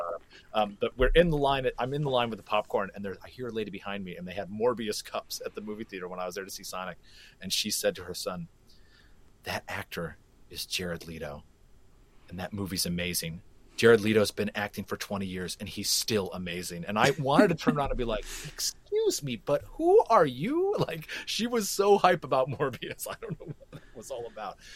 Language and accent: English; Flint, Michigan, United States; I was born and raised in Flint, Michigan, and uh, being from Flint means an awful lot to me